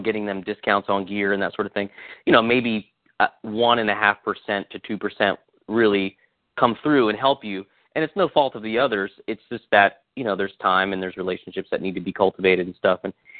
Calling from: Nashville, Tennessee, United States; I am home. I'm in Nashville. I live southwest of the city, about 15 minutes.

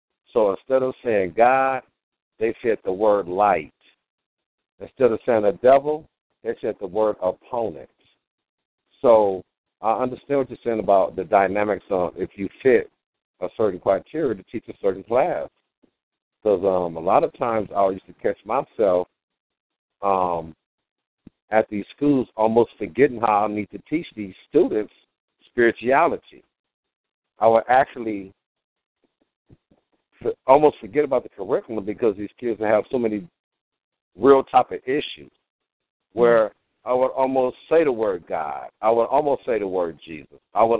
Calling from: Los Angeles, California, United States; I am calling from Los Angeles

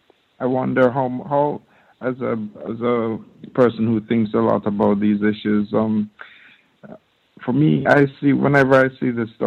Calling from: Norway; I'm calling in from Norway.

